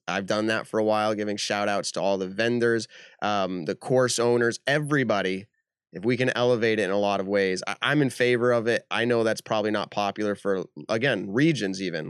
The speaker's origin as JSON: {"language": "English", "region": "New England", "country": "United States", "said": "we're from New England"}